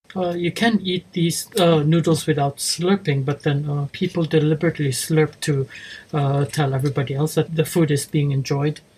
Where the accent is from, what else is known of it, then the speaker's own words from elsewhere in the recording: Philippines; moved away as an adult; now in Japan; I was born in the Philippines. Uh, my father was uh, a Chinese Spanish, my mother was uh, Filipino. Uh, but I came to Japan after high school